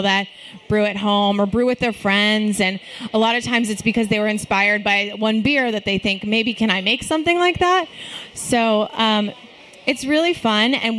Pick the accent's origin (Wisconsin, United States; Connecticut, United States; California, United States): California, United States; Los Angeles; also born or lived in Chicago; now in Austin, United States; I am from Los Angeles